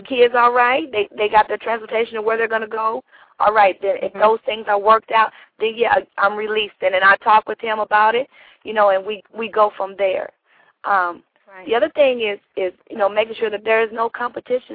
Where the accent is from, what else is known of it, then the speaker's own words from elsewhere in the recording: Shelbyville, Kentucky, United States; I am from Shelbyville, Kentucky